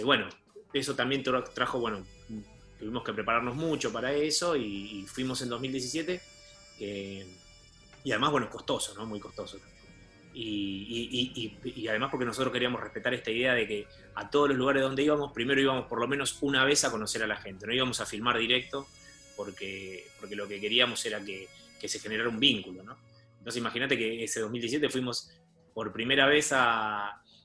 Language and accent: Spanish; Argentina; nosotros, como argentinos que somos